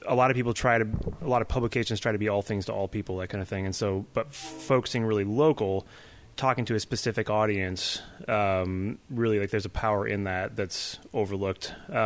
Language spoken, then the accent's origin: English; California, United States; now in Tacoma, United States; I'm actually from California